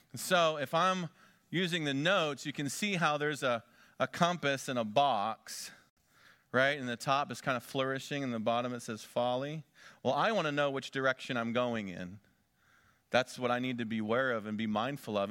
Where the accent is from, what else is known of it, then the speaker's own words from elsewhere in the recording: Conneautville, Pennsylvania, United States; moved away as an adult; also born or lived in Big Sandy, Texas; my hometown of Conneauttville, Pennsylvania